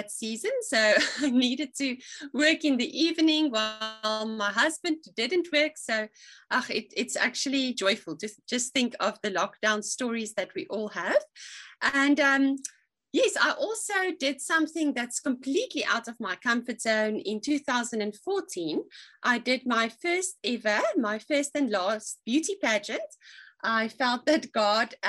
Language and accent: English; Free State, South Africa; moved away as an adult; also born or lived in Stellenbosch; now in George, South Africa; I was born and raised in the Free State, and I was the youngest of 4 children.